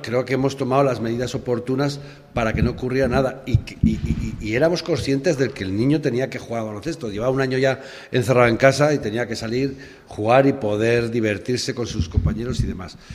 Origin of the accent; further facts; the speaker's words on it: Aragon, Spain; que éramos todos de Aragón